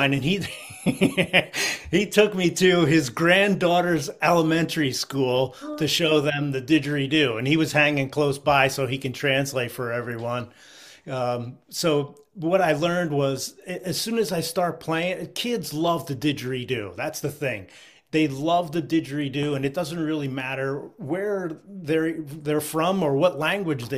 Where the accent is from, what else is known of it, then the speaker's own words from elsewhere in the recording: Philadelphia, Pennsylvania, United States; now in Vermont, United States; I grew up in the Philadelphia area in the 60s and 70s